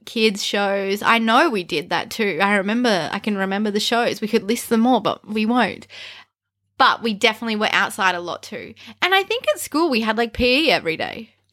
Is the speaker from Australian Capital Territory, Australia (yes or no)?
yes; Canberra, Australian Capital Territory, Australia; we grew up in Canberra and it's called the bush capital for a reason